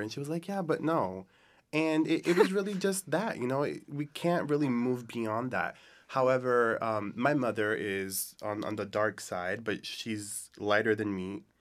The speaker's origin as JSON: {"language": "English", "country": "United States", "tie": "born or raised there", "said": "I grew up in the United States, and I am Dominican"}